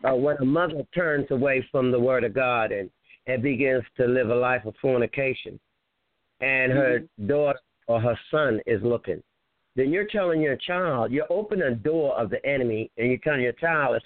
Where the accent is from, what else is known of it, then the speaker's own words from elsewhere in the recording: New York, United States; growing up in New York